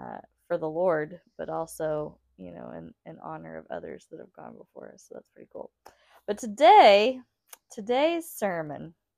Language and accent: English; St. Joseph, United States; I grew up in St. Joseph, you know, for myself.